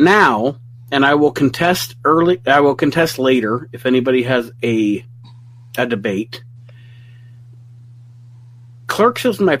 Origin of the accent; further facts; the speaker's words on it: Toledo, Ohio, United States; I lived in Toledo, Ohio. I was raised in Toledo, Ohio.